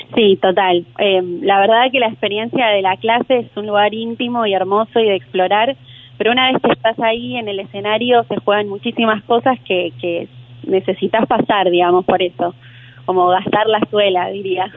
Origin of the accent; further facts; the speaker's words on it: Junín, Buenos Aires Province, Argentina; yo soy de Junín y ella es de Junín también, eh, Junín Buenos Aires, y ahí la escuché cuando era chica